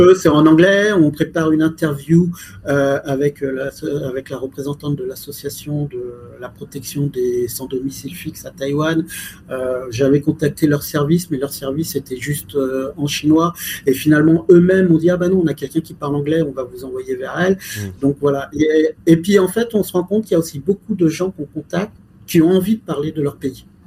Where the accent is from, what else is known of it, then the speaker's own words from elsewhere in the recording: France; je suis français